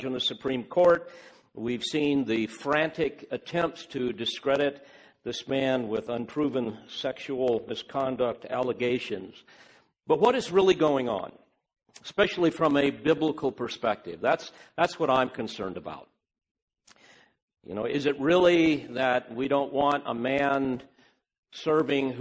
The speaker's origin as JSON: {"language": "English", "country": "United States", "said": "I'm an American, and I love my country"}